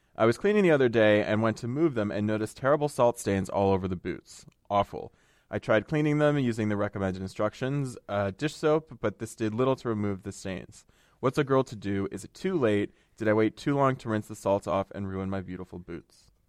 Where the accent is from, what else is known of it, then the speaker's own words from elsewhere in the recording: United States; I come from a very, very Italian family, but, um, you know, we grew up in the United States